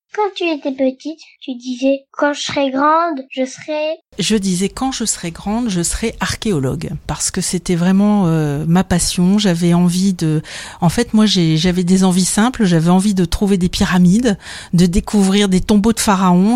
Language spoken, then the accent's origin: French; Dunkirk, Hauts-de-France, France; à 14 ans alors que j'habitais Dunkerque